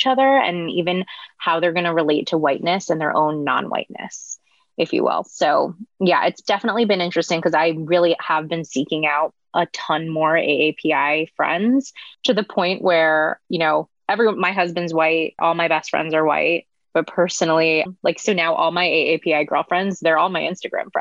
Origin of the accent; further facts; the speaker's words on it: Northern California, United States; moved away as an adult; also born or lived in New York City; I was born and raised in Northern California, came to New York City for college